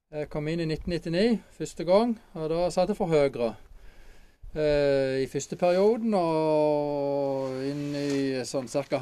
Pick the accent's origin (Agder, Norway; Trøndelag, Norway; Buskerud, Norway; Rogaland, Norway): Agder, Norway; Åseral; now in Holum, Norway; Født og oppvokst i Åseral